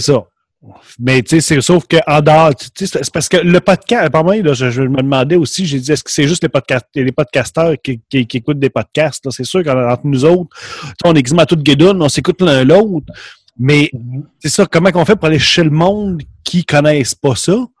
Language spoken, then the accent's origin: French; Quebec, Canada; accent: Québécois; notre accent